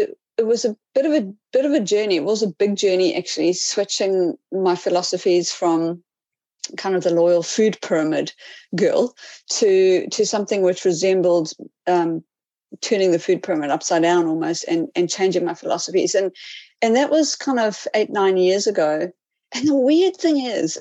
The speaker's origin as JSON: {"language": "English", "town": "Cape Town", "region": "Western Cape", "country": "South Africa", "also_born_or_lived": "Whangarei, New Zealand", "moved": "as an adult", "lives_now": "New Zealand", "said": "I am from South Africa, from the beautiful Cape Town"}